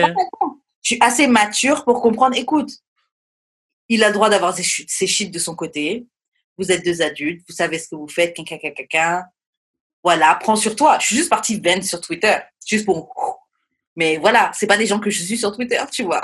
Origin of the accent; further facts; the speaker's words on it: France; je suis française